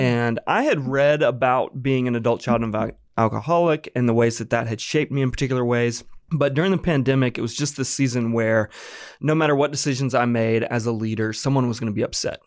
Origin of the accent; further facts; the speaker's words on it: Apex, North Carolina, United States; I'm from North Carolina, born and raised. This is home for me